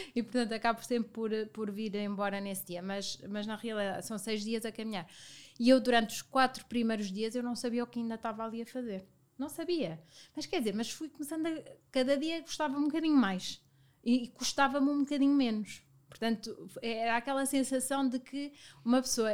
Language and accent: Portuguese; Viseu, Centro, Portugal; now in Lisbon, Portugal; venho de Viseu, uma cidade muito pequena, eh, e na altura Viseu ainda era mais pequeno do que é hoje